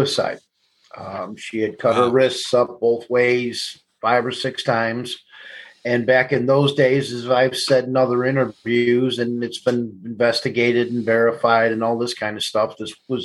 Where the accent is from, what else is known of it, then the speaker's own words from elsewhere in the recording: Elmwood Park, Illinois, United States; I grew up in Elmwood Park and on the northwest side of Chicago